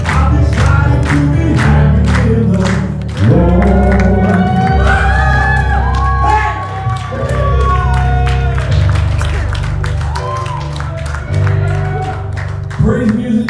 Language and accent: English; Appalachia, United States; We grew up in Appalachia singing songs